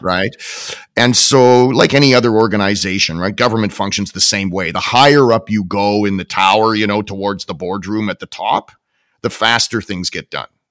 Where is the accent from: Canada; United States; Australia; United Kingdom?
Canada; as a Canadian, right, as a Canadian taxpayer and somebody who relies on my government